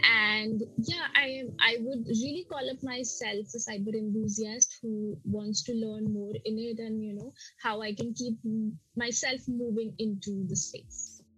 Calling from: India; I'm joining from India, and I have been into this industry for over 5 years now.

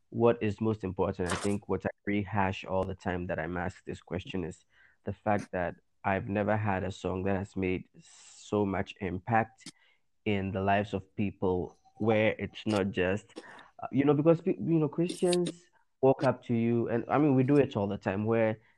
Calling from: Accra, Greater Accra, Ghana; I'm I'm I'm speaking from Accra, Ghana, here

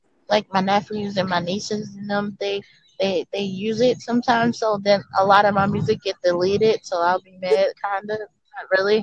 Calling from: Baltimore, Maryland, United States; And also, like, I'm in Baltimore.

